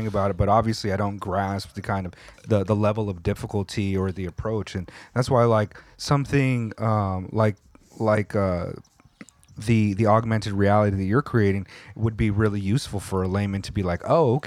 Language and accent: English; California, United States; when I was in junior high school in California